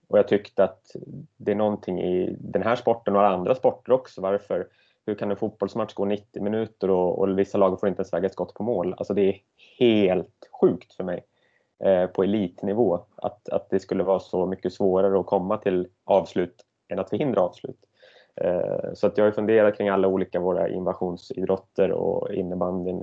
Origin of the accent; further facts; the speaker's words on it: Södertälje, Stockholm County, Sweden; moved away as an adult; now in Gothenburg, Sweden; Jag är från Södertälje från början